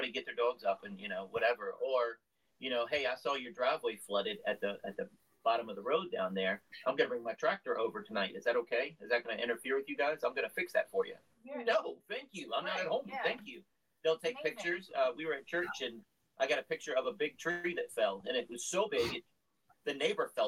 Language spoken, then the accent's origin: English; Virginia, United States; we're from Virginia. We say it's the South, but it's kind of borderline.